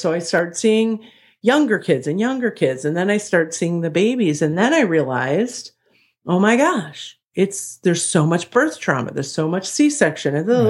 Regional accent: Chicago, Illinois, United States; so, you know, I'm from Chicago.

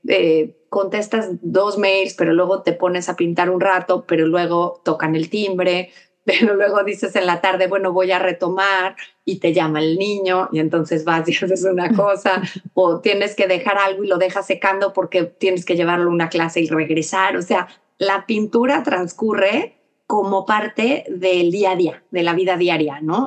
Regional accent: Mexico; also born or lived in New York; now in Texas, United States; nosotros también como mexicanos viviendo aquí

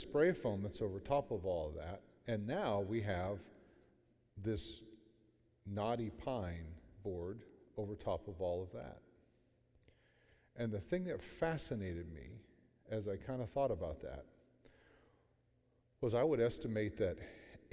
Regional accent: Sebring, Ohio, United States; I'm from Sebring, Ohio, outside of Alliance

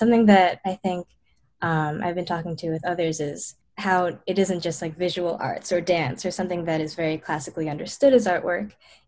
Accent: Princeton, New Jersey, United States; I'm from Princeton, New Jersey

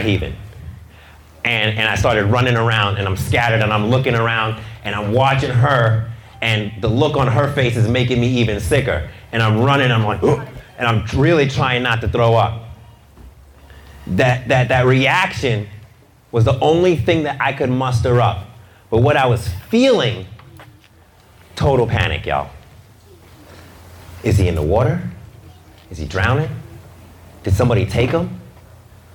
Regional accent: New York City, New York, United States; I'm from Brooklyn

